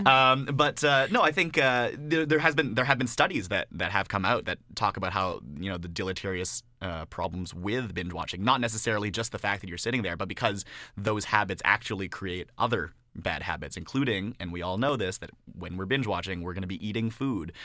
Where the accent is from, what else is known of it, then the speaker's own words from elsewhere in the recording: Canada; being a Canadian rap fan